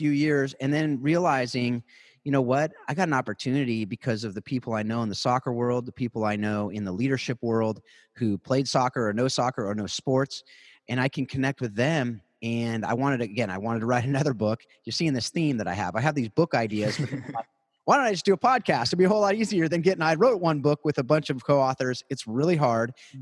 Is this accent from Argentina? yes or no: no; South Orange County, California, United States; also born or lived in Hawaii / Atlanta; born and raised in South Orange County, California.